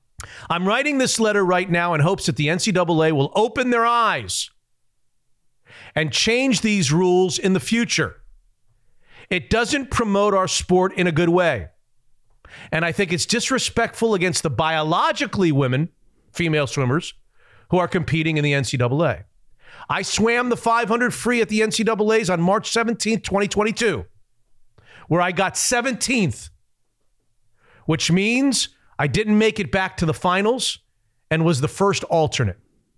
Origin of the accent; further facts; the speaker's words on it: Hungary; I'm from Hungary.